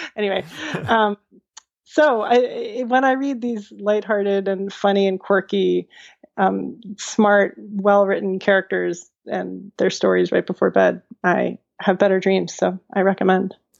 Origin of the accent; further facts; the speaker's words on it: Charlottesville, Virginia, United States; growing up in Charlottesville and having been at the public schools all the way through my education